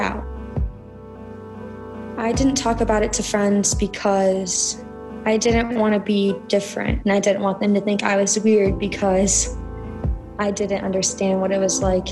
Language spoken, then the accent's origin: English; Cleveland, Ohio, United States; I'm from Cleveland, Ohio